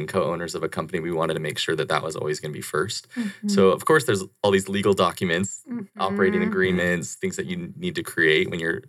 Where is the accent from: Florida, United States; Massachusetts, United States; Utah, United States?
Utah, United States; Pleasant Grove; moved away as an adult; now in Dallas, United States; So I am originally from Pleasant Grove, Utah. Mm-hmm. Fifth of eight kids, came from a big family. Wow. And that's, where I grew up.